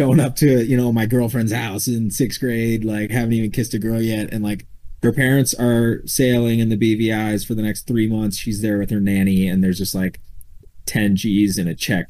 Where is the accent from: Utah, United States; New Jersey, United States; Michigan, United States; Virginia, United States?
Utah, United States; Park City; also born or lived in Oregon; I grew up in Park City, Utah, and played all sorts of sports through high school